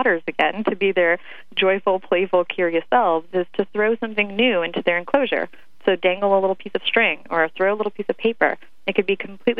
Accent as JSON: {"language": "English", "country": "Ukraine", "tie": "born or raised there", "moved": "yes", "lives_now": "United States", "said": "I grew up in Ukraine"}